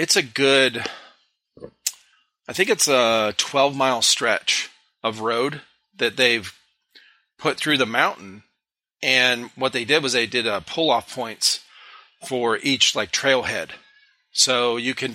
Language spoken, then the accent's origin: English; Ohio, United States; moved away as an adult; now in South Carolina, United States; growing up in Ohio